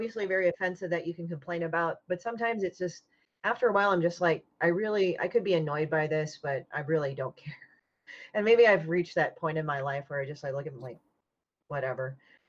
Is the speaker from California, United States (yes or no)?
no; Chicago, Illinois, United States; I'm technically from Chicago